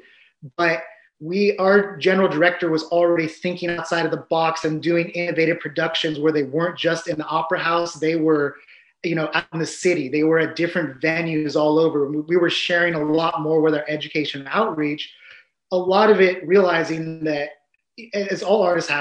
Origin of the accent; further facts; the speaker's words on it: San Diego, California, United States; I grew up in San Diego